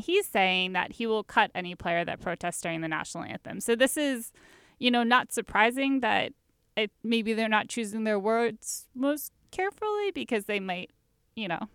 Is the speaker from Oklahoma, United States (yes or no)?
no; Baltimore, Maryland, United States; I'm from Baltimore